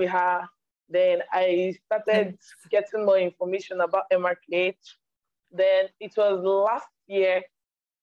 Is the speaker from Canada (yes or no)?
no; eastern Nigeria, Nigeria; I live in Nigeria. I'm from Nigeria, the eastern part of Nigeria.